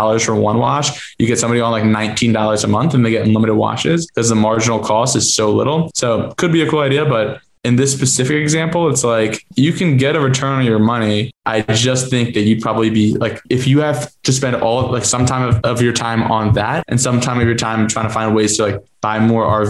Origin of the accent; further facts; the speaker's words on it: New Jersey, United States; moved away; also born or lived in Boston; I'm from Jersey, lived up in Boston